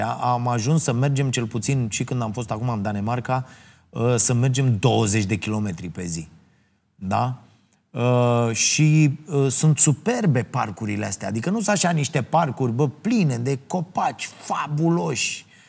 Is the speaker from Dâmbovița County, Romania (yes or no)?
no; Ploiești, Prahova, Romania; în orașul meu natal, uh, uh, Ploiești